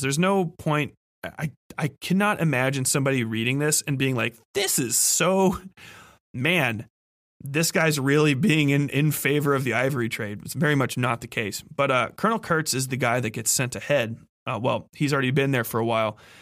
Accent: Cincinnati, Ohio, United States; growing up in Cincinnati, which I have learned since is a terrible place to learn about cars because we don't have vehicle inspections in our state

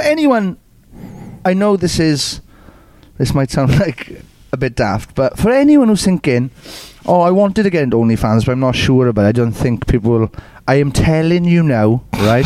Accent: Welsh, Wales, United Kingdom; we're Welsh, man. We're Welsh

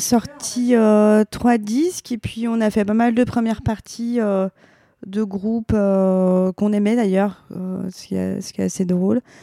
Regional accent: the East, eastern France, France; on vient de l'Est

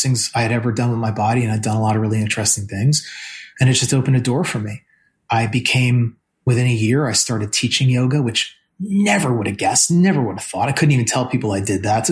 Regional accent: New Jersey, United States; I'm from New Jersey

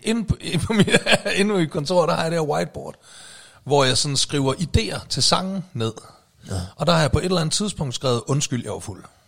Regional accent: Aalborg, North Denmark Region, Denmark; moved away as an adult; den gamle nordjyde her

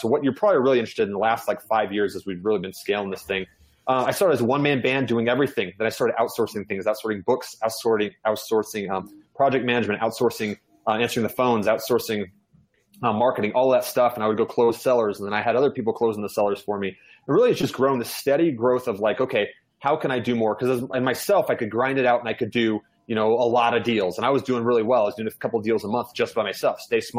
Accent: Georgia, United States; born there; also born or lived in New York / Virginia / Kansas / Germany; I'm an Army brat. I lived all over the United States. I was born in Georgia. I lived in New York, Virginia, Kansas, Germany, landed in Utah. So I've lived all over the place.

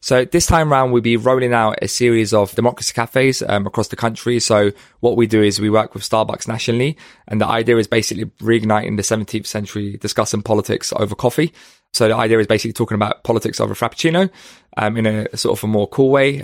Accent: London, United Kingdom; I grew up in Hackney

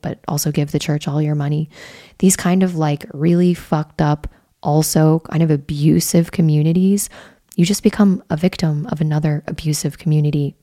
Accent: Midwest, United States; growing up in the Midwest

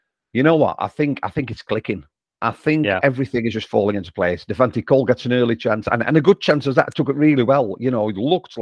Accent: Barnsley, Yorkshire and the Humber, United Kingdom; I'm from Barnsley

